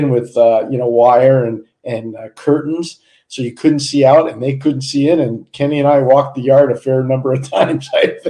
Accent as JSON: {"language": "English", "town": "Montreal", "region": "Quebec", "country": "Canada", "tie": "born or raised there", "said": "when I was a kid growing up in Montreal"}